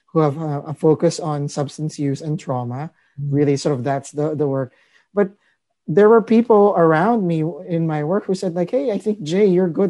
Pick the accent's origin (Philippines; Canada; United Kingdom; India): Philippines; now in Marin County, United States; I grew up in the Philippines. I'm an immigrant.